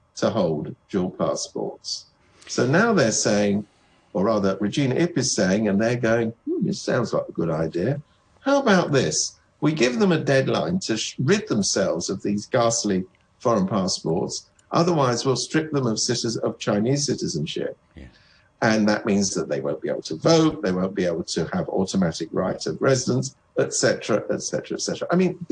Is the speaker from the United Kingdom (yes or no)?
yes; United Kingdom; I come from Britain